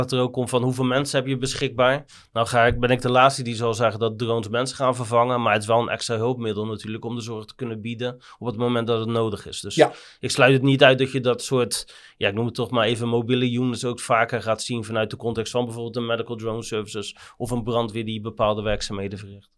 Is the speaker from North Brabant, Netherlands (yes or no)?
no; Rotterdam, South Holland, Netherlands; zeker als Rotterdammers